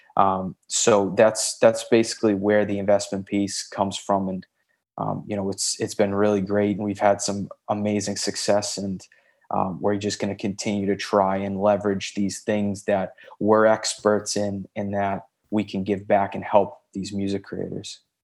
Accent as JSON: {"language": "English", "town": "Boston", "region": "Massachusetts", "country": "United States", "tie": "born or raised there", "also_born_or_lived": "Santa Monica, Los Angeles", "moved": "yes", "lives_now": "Los Angeles, United States", "said": "I'm originally from Boston, Massachusetts"}